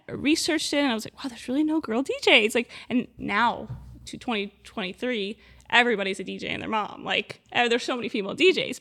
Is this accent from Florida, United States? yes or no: yes; Miami, Florida, United States; I am born and raised in Miami